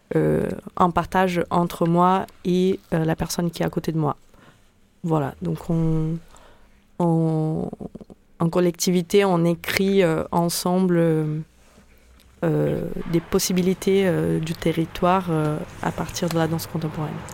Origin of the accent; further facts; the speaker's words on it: Brazil; French is a second language; moved away as an adult; now in Marseille, France; je viens du Brésil, donc euh, j'ai vécu 28 euh, ans là-bas